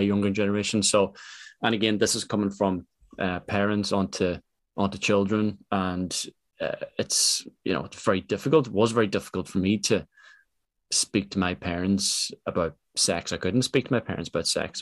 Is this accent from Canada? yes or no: no; Ireland; I come from Ireland